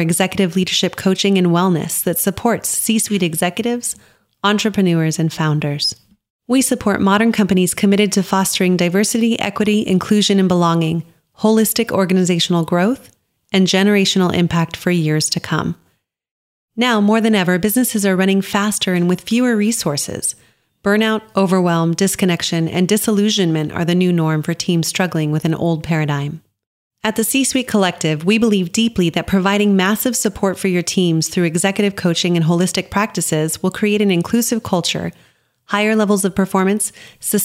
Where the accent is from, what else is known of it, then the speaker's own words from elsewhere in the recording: New Mexico, United States; growing up in New Mexico